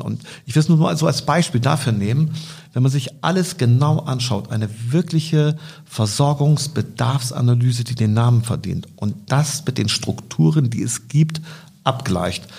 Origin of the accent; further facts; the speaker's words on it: Bremen, Germany; ich komme aus Bremen Nord